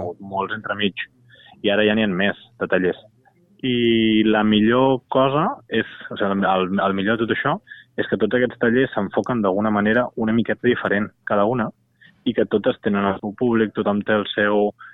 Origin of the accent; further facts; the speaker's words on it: Barcelona, Catalonia, Spain; jo sóc de Gràcia de sempre